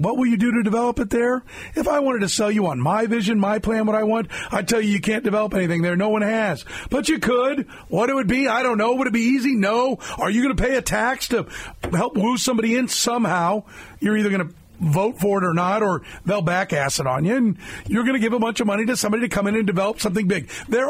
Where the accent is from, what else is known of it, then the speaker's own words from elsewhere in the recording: Kansas, United States; also born or lived in St. Louis, Missouri; And I was born in St. Louis and raised in Kansas. So I really genuinely love both states.